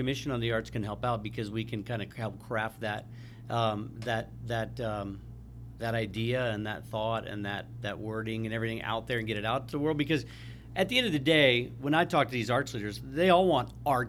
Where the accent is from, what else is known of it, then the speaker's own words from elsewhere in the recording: Kansas City, Missouri, United States; now in Arizona, United States; I was raised in Kansas City